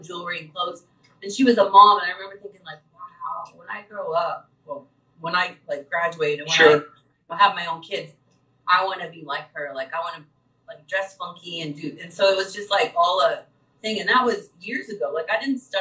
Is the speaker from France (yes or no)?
no; Vincennes, Indiana, United States; born or raised there; moved away as an adult; also born or lived in Terre Haute, Indiana